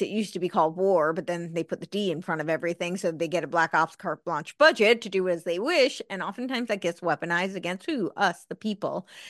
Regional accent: United States; even as an American

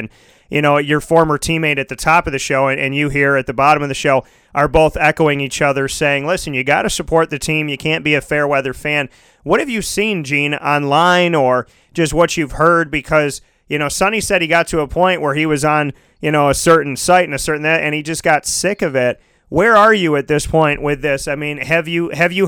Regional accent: Syracuse, New York, United States; I'm from Syracuse.

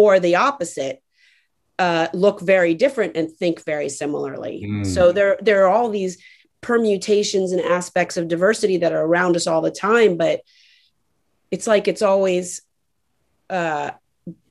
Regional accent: Miami, Florida, United States; born or raised there; also born or lived in Atlanta

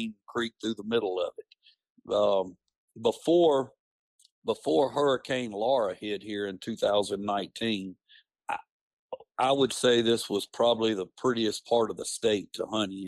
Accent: central Louisiana, United States; also born or lived in Alexandria, Louisiana / French Fork, Louisiana / Hineston, Louisiana; I've lived in the central part of Louisiana my whole life. I was born around the Alexandria area

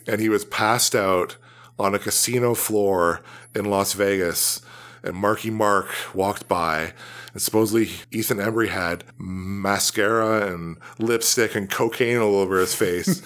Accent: Canada; we're Canadian

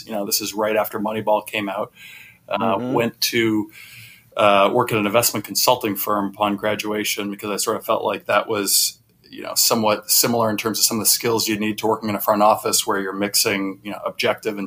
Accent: Boston, Massachusetts, United States; I grew up in the Boston area

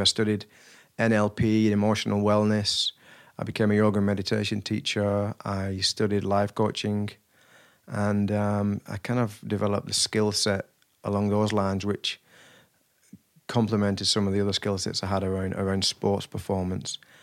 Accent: Wigan, North West England, United Kingdom; I was raised in Wigan

